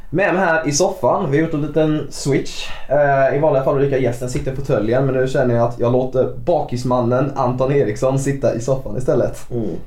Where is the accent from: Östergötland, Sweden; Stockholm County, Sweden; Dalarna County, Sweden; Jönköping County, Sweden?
Jönköping County, Sweden; Bankeryd; now in Jönköping, Sweden; jag är ju från Bankeryd från början